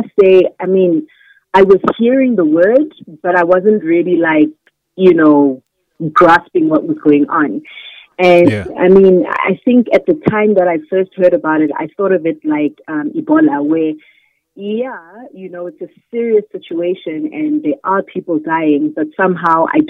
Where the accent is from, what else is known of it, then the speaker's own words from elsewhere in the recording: Johannesburg and Pretoria, Gauteng, South Africa; also born or lived in Zambia; I was born in Zambia, raised between Johannesburg and Pretoria, and I am an actress living in South Africa.